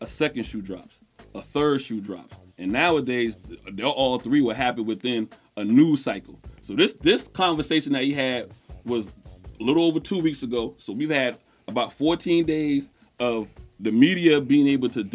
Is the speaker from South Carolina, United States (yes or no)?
yes; South Carolina, United States; I'm from South Carolina